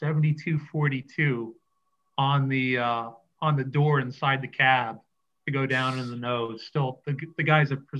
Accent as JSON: {"language": "English", "area": "Wyoming Valley", "region": "Pennsylvania", "country": "United States", "tie": "born or raised there", "said": "growing up in the Wyoming Valley"}